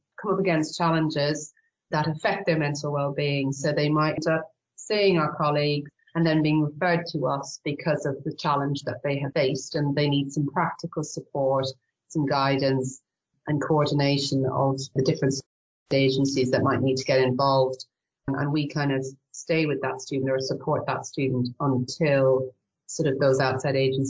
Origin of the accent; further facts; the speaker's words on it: Ireland; accent: Irish; moved away as an adult; now in York, United Kingdom; I could probably tell from my accent I'm Irish, but I married an English guy, so that's what found me in the UK.